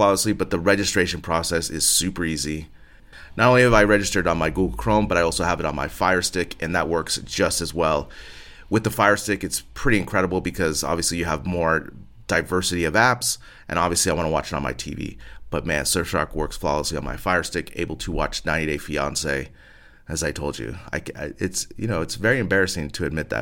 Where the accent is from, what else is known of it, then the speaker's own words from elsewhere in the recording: United States; now in Spain; As an American living abroad here